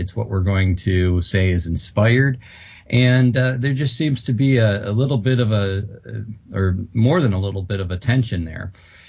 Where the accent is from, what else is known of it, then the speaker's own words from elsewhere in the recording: Madison, Wisconsin, United States; born there; That's correct, yes. I was born in Madison.